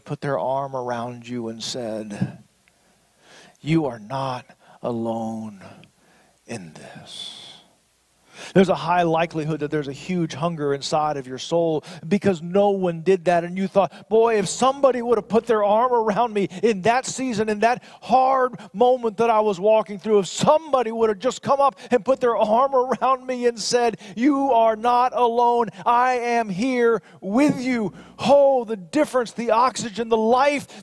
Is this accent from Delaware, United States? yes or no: no; Florida, United States; my home state of Florida